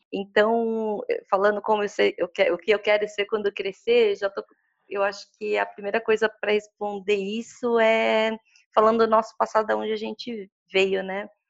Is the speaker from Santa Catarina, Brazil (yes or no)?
no; São Paulo, Brazil; Eu sou nascida e criada na Zona Leste de São Paulo.